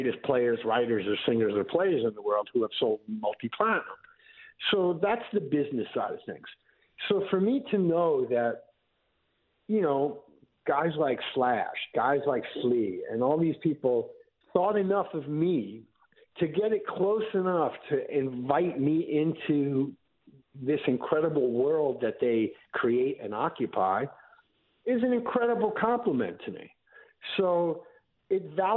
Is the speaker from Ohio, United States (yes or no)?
no; New York City, New York, United States; moved away as an adult; also born or lived in Manhattan; now in Los Angeles, United States; I grew up in Queens